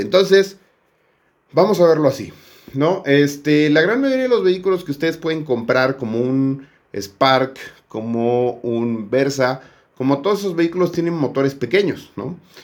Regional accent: Mexico

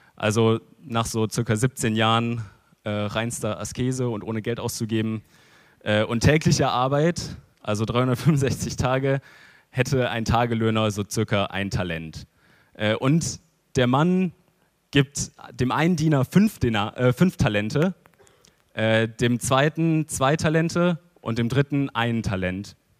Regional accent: Germany; als Deutsche

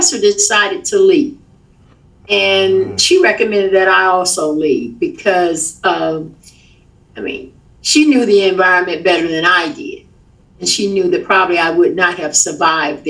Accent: Atlanta, Georgia, United States; moved away as an adult; also born or lived in Nashville, Tennessee; now in Memphis, United States; I was born and raised in Atlanta, Georgia

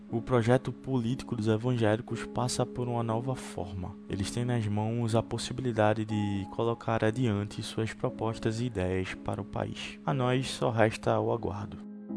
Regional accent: Pernambuco, Brazil; da minha terra, Pernambuco

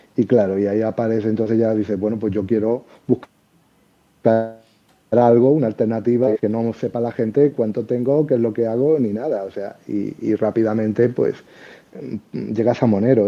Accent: Seville, Andalusia, Spain; accent: Andalusian; now in Madrid, Spain; por mi acento y eso, podéis pensar a lo mejor que, que soy de Andalucía. Y bueno, sí, soy. Yo viví toda mi infancia en Sevilla

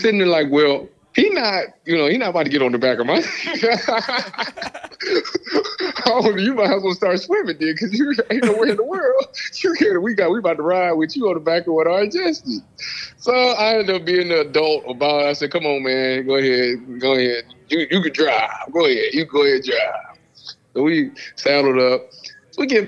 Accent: Cleveland, Ohio, United States; my hometown team

